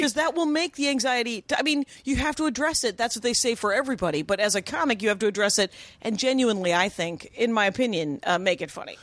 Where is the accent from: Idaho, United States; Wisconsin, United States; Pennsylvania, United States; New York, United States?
Wisconsin, United States; moved away as an adult; also born or lived in Minneapolis, Minnesota; now in Los Angeles, United States; I'm from Wisconsin.